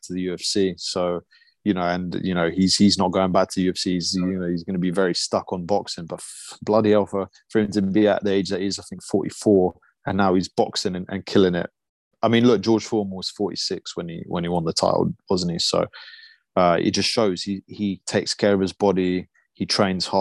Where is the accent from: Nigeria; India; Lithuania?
Lithuania; now in United Kingdom; I was born in Lithuania